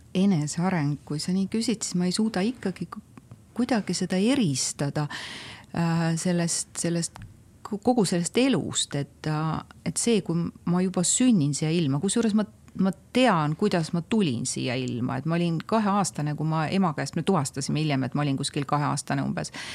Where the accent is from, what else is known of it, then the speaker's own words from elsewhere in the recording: Tammiku, Estonia; ma olen väikesest Tammiku külast, ma olen maatüdruk